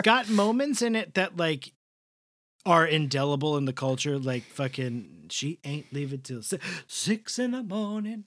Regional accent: New York, United States; I'm from the East Coast

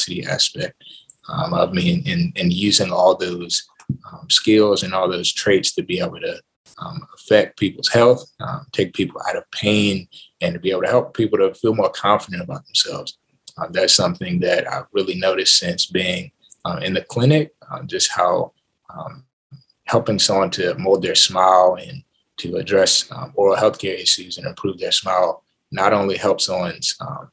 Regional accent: Accokeek, Maryland, United States; moved away; I'm originally from Accokeek, Maryland, which is a city right outside of Washington, D.C.

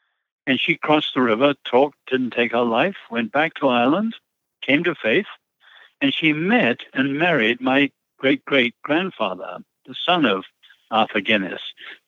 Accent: China; born there; So both my parents were born in China, and then I was born in China.

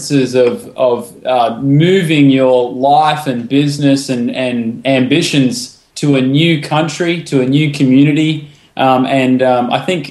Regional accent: Charleville, Queensland, Australia; moved away as an adult; also born or lived in Sydney; now in United States; I'm originally from Queensland, Australia, Charleville, outback Queensland. And, I moved to Sydney a couple of years ago

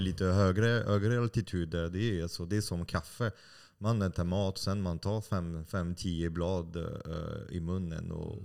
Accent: France; Swedish is a second language; now in Sweden; jag är fransman

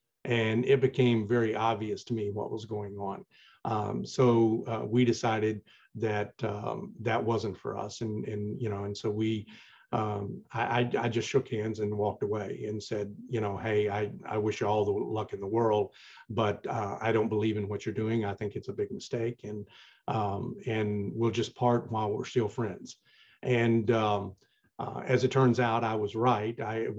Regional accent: the South, United States; even though I was from the South, it wasn't Southern Baptist, you know, all hellfire and brimstone.

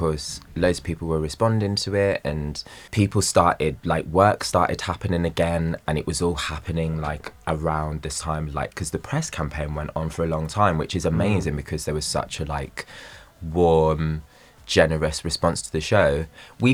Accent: Wolverhampton, West Midlands, United Kingdom; moved away as an adult; also born or lived in Telford / London; growing up in Wolverhampton and at school in Telford

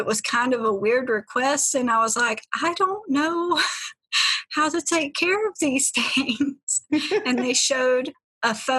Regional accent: Asheville, North Carolina, United States; I am from Asheville, North Carolina, and I was born and raised here, been here my whole life

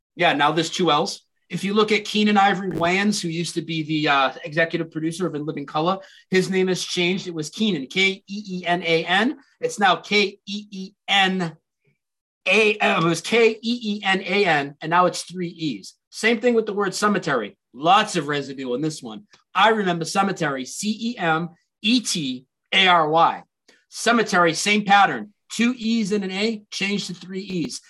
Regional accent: Lowell, Massachusetts, United States; Ed McMahon's from my hometown

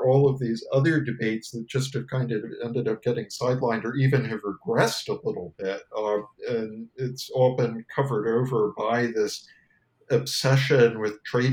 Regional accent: United States; as an American

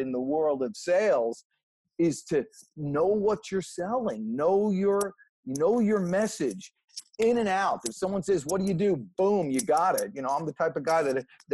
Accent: New Jersey, United States; moved away as an adult; now in Georgia, United States; I was from New Jersey

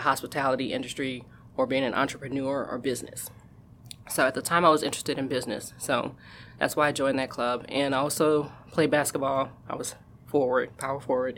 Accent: New Orleans, Louisiana, United States; moved away as an adult; now in California, United States; I'm originally from New Orleans, Louisiana, so I wound up moving here

